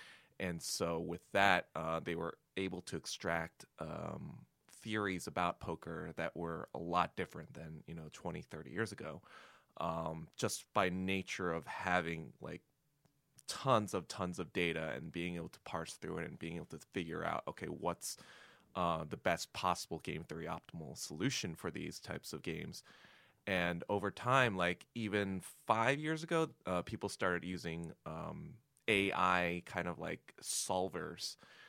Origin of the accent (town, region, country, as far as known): Hartsdale, New York, United States; born or raised there; also born or lived in Yonkers, New York